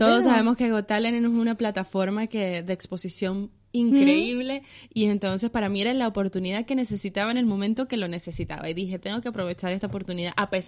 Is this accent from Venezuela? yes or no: yes; Venezuela; moved away as an adult; also born or lived in Panama; now in Spain